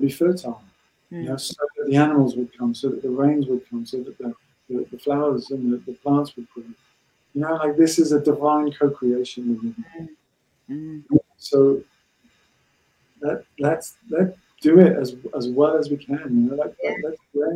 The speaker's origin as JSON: {"language": "English", "region": "Wales", "country": "United Kingdom", "tie": "born or raised there", "said": "So I was born in Wales to a Breton mum."}